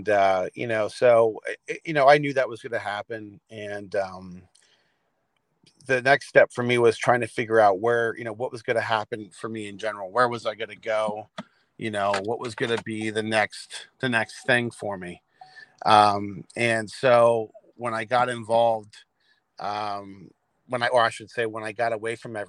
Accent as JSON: {"language": "English", "town": "Lebanon", "region": "Pennsylvania", "country": "United States", "tie": "born or raised there", "also_born_or_lived": "Reno, Nevada"}